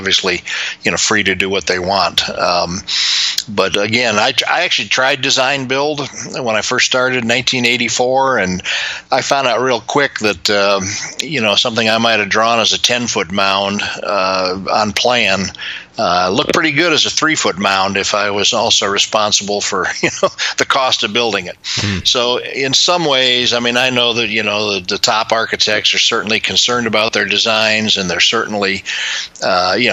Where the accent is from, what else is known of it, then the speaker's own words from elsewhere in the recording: Chicago, Illinois, United States; I was growing up in Chicago